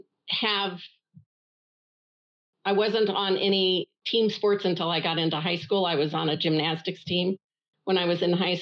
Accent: Denver, Colorado, United States; I was born in Denver, Colorado, in the U.S., 65 years ago

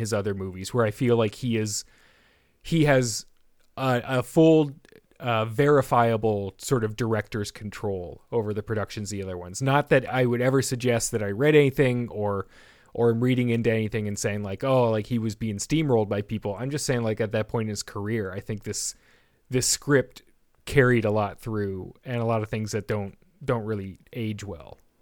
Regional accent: Canada; a Canadian who took a couple years of French, uh, or mandatory French in, in school

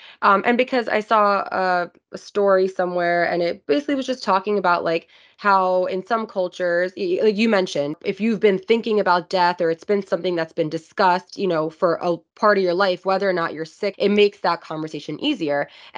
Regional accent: India; I'm Indian, yeah. And I know death is regarded so differently in India than it is here.

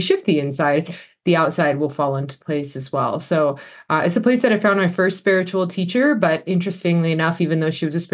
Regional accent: Los Angeles, California, United States; moved away as an adult; also born or lived in Australia; I actually am born and raised in the Los Angeles area in the United States

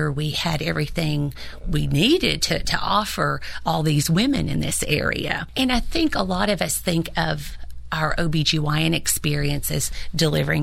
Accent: Allardt, Tennessee, United States; also born or lived in Kentucky; I grew up in Fentress County, and I grew up in the little town of Allert

